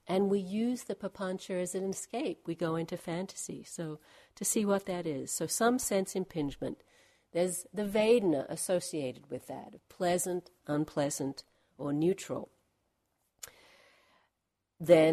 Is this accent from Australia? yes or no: yes; Australia; moved away as an adult; I'm from Australia, haven't actually lived there for about 25 years.